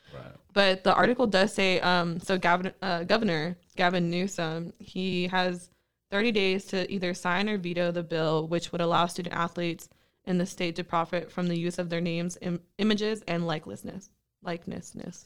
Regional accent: Bakersfield, California, United States; growing up in Bakersfield

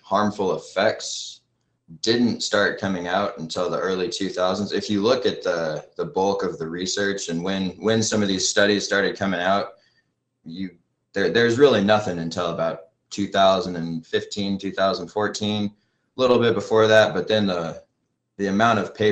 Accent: Pensacola, Florida, United States; I grew up in Pensacola, Florida, and moved back there with my family shortly after the BP oil spill

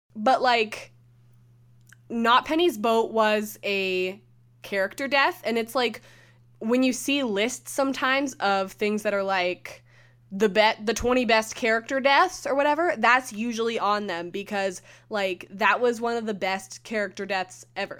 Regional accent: Canada

